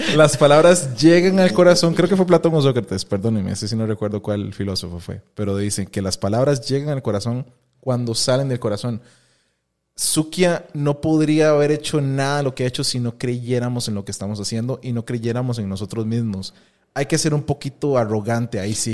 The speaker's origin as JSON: {"language": "Spanish", "country": "Costa Rica", "said": "soy tico"}